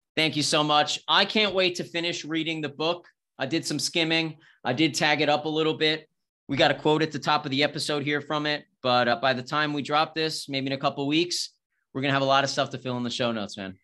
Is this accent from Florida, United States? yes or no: no; New York, United States; moved away as an adult; now in Austin, United States; I'm originally from New York. I, I live in Austin now